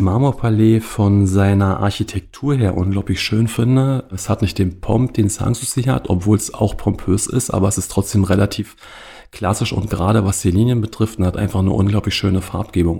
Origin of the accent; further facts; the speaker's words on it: Cottbus, Brandenburg, Germany; also born or lived in Potsdam; Ich komme klassischerweise aus Cottbus